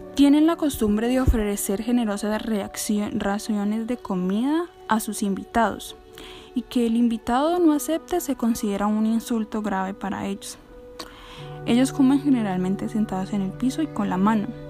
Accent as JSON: {"language": "Spanish", "country": "Colombia", "said": "las oportunidades que tengo aquí en mi país, en Colombia"}